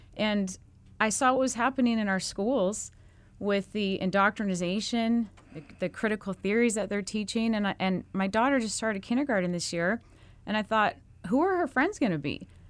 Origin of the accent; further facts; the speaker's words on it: Mesa, Arizona, United States; Mesa is my hometown. I'm, I'm from Mesa. I came out of the Mesa public school system, graduated from Mesa High